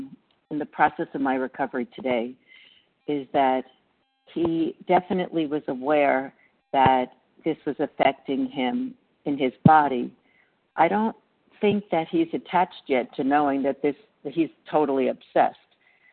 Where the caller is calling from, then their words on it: Reno, Nevada, United States; I'm recovering from Reno, Nevada.